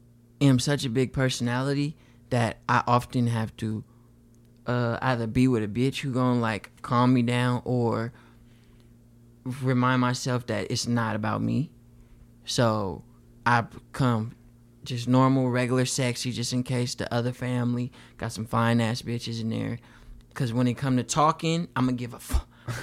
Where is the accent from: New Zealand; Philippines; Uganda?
Philippines; I mean, I'm Filipino, so I'd probably just go to the Philippines.